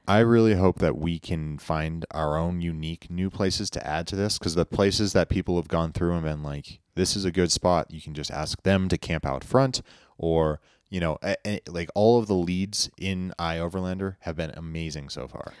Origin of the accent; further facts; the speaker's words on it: United States; I grew up in Lake Tahoe where there's lots of ski resorts